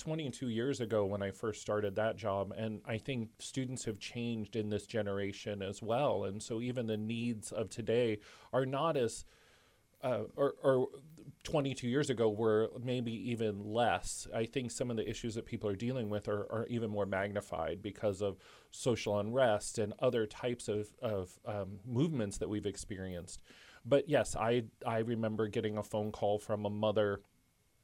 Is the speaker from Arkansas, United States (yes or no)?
no; Chicago, Illinois, United States; moved away as an adult; now in Muncie, United States; Growing up in Chicago